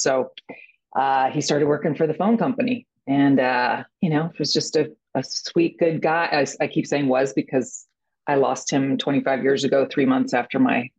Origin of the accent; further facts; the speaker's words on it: Atlanta, Georgia, United States; born there; Yes. I was born in Atlanta.